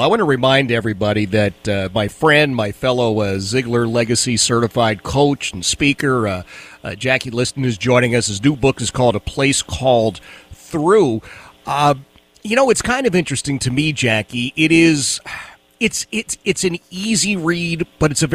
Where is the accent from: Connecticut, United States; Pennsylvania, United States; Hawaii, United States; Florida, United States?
Pennsylvania, United States; Philadelphia; my experience growing up in the city of Philadelphia